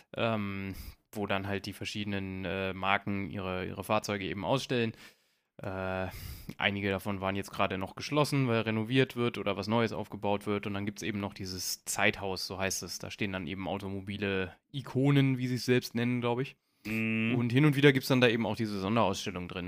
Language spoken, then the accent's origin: German; Braunschweig, Lower Saxony, Germany; ich komme aus Braunschweig